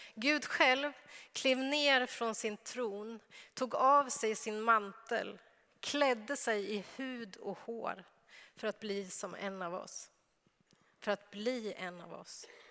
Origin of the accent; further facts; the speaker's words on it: Örebro, Örebro County, Sweden; moved away; jag är uppväxt i Örebro men jag har inte alltid bott i Örebro, men nu bor jag i Örebro